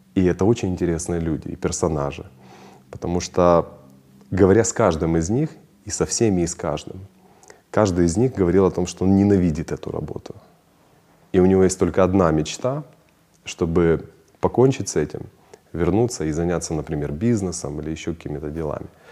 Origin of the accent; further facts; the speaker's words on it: Ukraine; я украинец